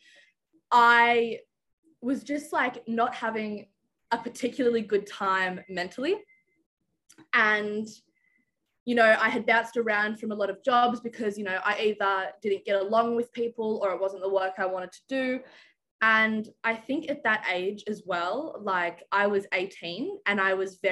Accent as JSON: {"language": "English", "town": "Canberra", "region": "Australian Capital Territory", "country": "Australia", "said": "I'm from Canberra, Australia"}